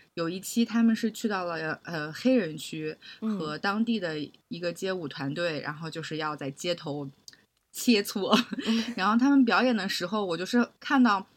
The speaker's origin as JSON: {"language": "Chinese", "country": "China", "also_born_or_lived": "Hong Kong", "moved": "as an adult", "said": "因为我是内地人"}